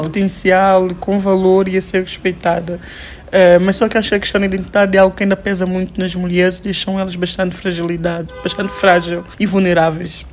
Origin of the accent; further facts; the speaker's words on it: São Tomé & Príncipe; sabores da minha terra